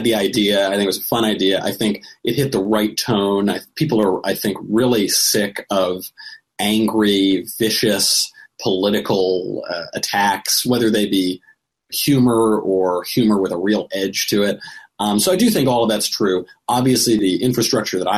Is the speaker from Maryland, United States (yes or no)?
no; New York, United States; we're from New York